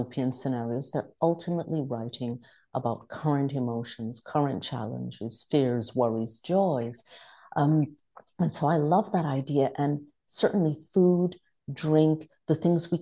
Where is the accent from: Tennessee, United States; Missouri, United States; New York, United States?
New York, United States; moved away as an adult; also born or lived in West Indies; now in Italy; My original city, what I consider this to be my hometown, is New York